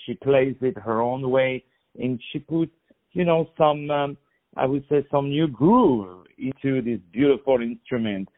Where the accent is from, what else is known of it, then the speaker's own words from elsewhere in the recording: Paris, Île-de-France, France; moved away; I'm also from Paris